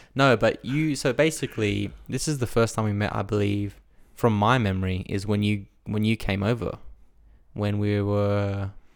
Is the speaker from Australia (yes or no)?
yes; Australia; I grew up in Australia